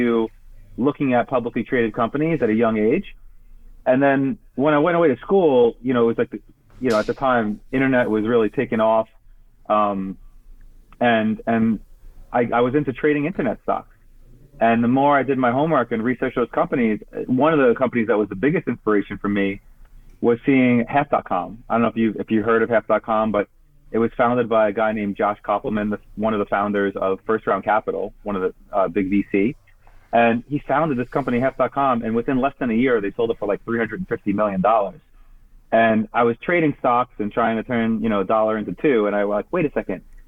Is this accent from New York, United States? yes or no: yes; Brooklyn, New York, United States; moved away as an adult; I grew up in Brooklyn, as you're talking about, and my family has a grocery store there